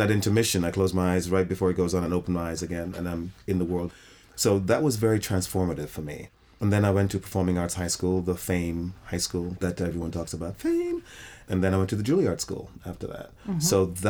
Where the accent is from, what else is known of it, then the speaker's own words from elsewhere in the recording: England, United Kingdom; also born or lived in Trinidad, Trinidad & Tobago / New York, United States; I was born in the West Indies. I was born in Trinidad, West Indies, and I grew up in England and New York.